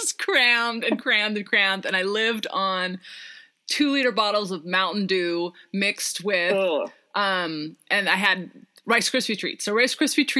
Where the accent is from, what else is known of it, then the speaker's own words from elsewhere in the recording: Seattle, Washington, United States; I'm from Seattle too